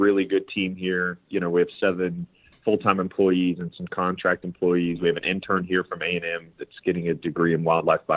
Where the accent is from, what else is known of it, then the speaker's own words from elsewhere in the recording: Kansas, United States; moved away as an adult; now in Texas, United States; I'm from Kansas. I grew up whitetail hunting, quail and pheasant hunting in Kansas.